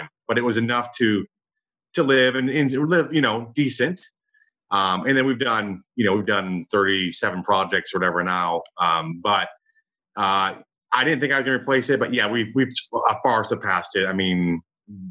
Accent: Michigan, United States; now in Dallas, United States; I grew up in Michigan. I'm in Dallas now

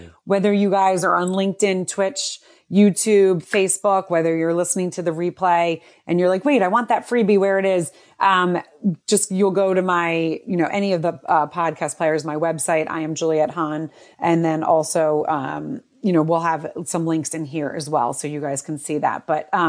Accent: New Jersey, United States; now in New York, United States; I grew up in New Jersey, but we live in New York, and I hear you. You never can leave. So when you cursed, I was like, yeah, I'm Jersey, New York.

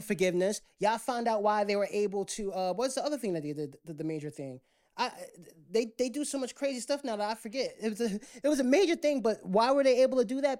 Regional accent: United States

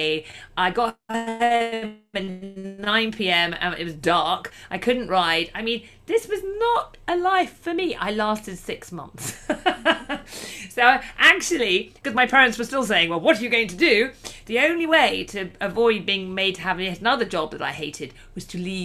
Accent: United Kingdom; I'm from the United Kingdom. I live just about an hour and a half outside of London.

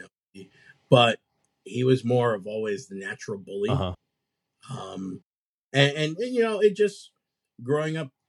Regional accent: New York City, New York, United States; I grew up around Bed-Stuy. I lived in Brooklyn.

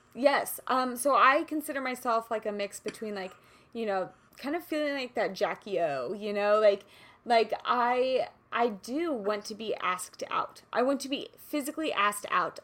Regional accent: Kansas City, Missouri, United States; moved away; I grew up in Kansas City

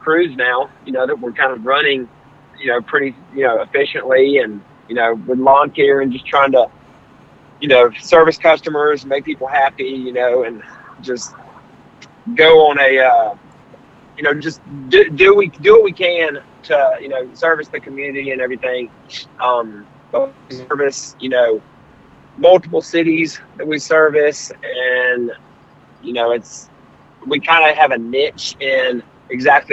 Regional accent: Hoover, Alabama, United States; I'm from Hoover, Alabama, Birmingham, Alabama

